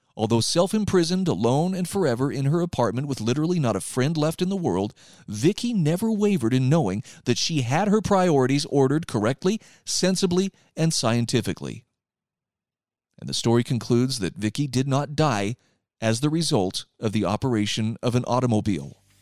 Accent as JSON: {"language": "English", "region": "Utah", "country": "United States", "said": "here in my home state of Utah"}